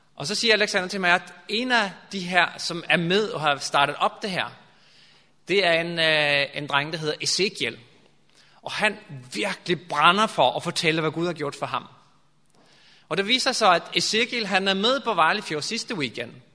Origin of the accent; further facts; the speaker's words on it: Norway; Danish is a second language; now in Denmark; jeg kommer fra Norge, og øhm, i Danmark har man sådan en, for os nordmænd